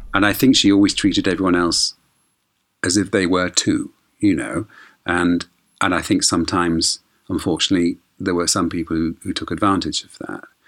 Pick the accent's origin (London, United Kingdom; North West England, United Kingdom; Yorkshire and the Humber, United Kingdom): North West England, United Kingdom; Bolton; me for coming from Bolton